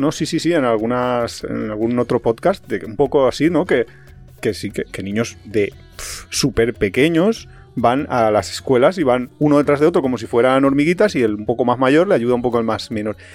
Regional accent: Valencia, Valencian Community, Spain; nosotros somos de Valencia

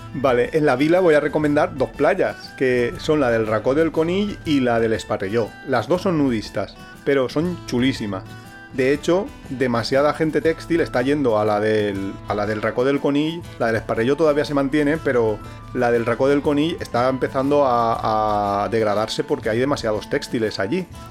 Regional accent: Valencia, Valencian Community, Spain; now in Alicante, Spain; Yo de pequeño tomaba en Valencia

